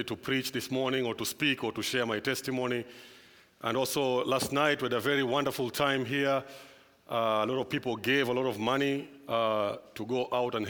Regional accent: Kenya; I'm from Kenya.

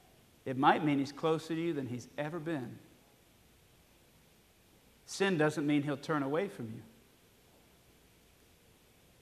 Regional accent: Alabama, United States; I was born in Alabama

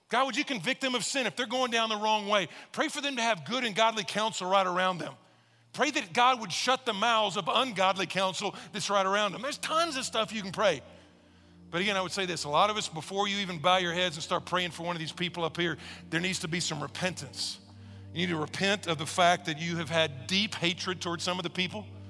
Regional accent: Texas, United States; I'm from Texas

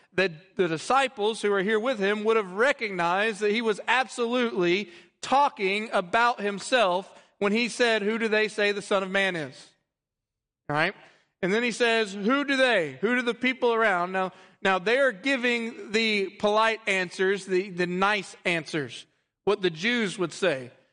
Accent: Texas, United States; also born or lived in Louisiana; I am a Texan through and through

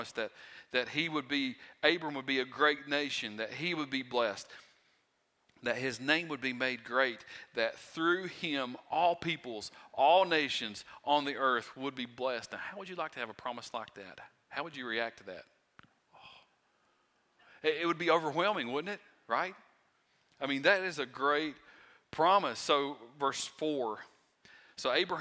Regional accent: Wise County, Virginia, United States; I am from Wise County, Virginia, okay? And my accent, sometimes I have trouble speaking

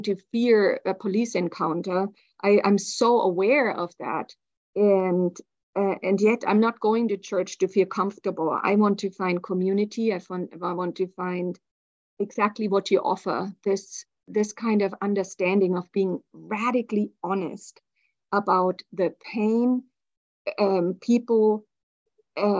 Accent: Germany; I grew up in Germany in the 70s and 80s

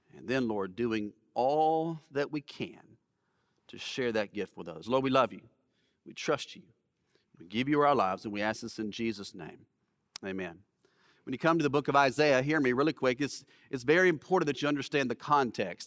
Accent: Alabama, United States; I grew up in Alabama

